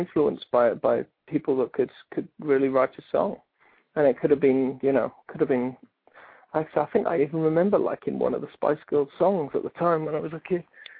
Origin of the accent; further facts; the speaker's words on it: Cardiff, Wales, United Kingdom; accent: Welsh; also born or lived in Newport; I was born in Newport, but I was raised in Cardiff. So they're about 20 miles away from each other.